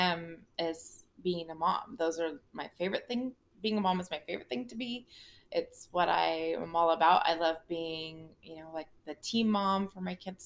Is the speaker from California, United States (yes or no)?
yes; Ojai, California, United States; also born or lived in Ventura, California / Santa Barbara, California / Auburn, California; I grew up in Ojai, California, which is a very small town